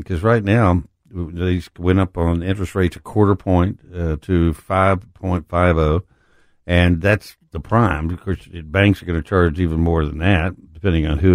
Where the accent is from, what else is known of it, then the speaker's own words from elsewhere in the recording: West Texas, United States; also born or lived in Mexico; now in Collierville, United States; I grew up in West Texas